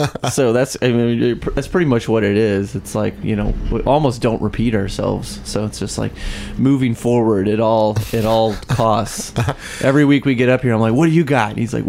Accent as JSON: {"language": "English", "town": "Warrenton", "region": "Missouri", "country": "United States", "also_born_or_lived": "California, Missouri", "lives_now": "Columbia, United States", "said": "I'm from Warrenton."}